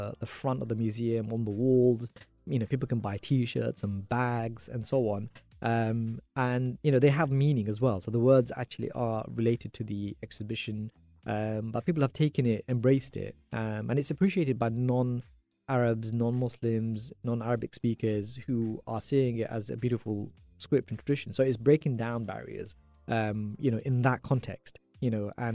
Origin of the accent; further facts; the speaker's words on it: London, United Kingdom; being born and brought up in London